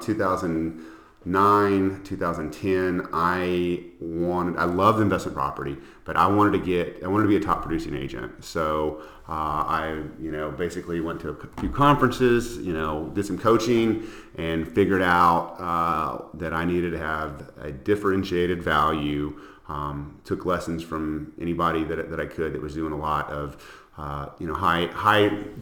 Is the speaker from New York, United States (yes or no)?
no; Alexandria, Louisiana, United States; moved away as an adult; also born or lived in Houston, Texas; now in Austin, United States; I'm from a small town in Louisiana, Alexandria, Louisiana, and I moved to Houston in the very late 90s, and I moved to Austin in about 2000